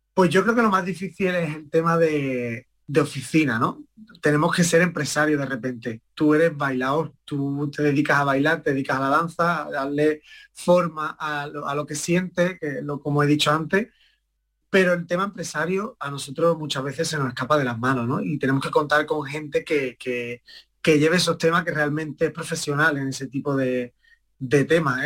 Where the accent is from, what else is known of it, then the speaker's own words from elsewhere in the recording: Estepona, Andalusia, Spain; mi madre me empezó a llevar a la escuela de Estepona, allí de mi pueblo